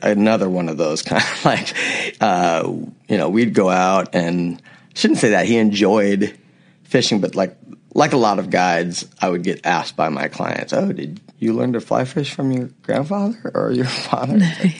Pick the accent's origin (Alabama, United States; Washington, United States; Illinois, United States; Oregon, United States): Oregon, United States; Newberg; moved away as an adult; also born or lived in Arizona / Jackson, Wyoming / Boulder, Colorado; I was born in Newburgh, Oregon, which is the Willamette Valley, and it's wine country. It wasn't really wine country at the time. There was one or two vineyards out there, but now it's really kind of a destination place